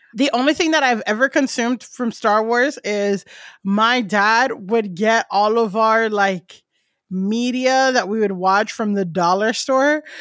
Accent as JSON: {"language": "English", "region": "Florida", "country": "United States", "tie": "born or raised there", "also_born_or_lived": "Europe", "moved": "as an adult", "lives_now": "New York, United States", "said": "I grew up Buddhist in, so first I grew up Buddhist in Florida"}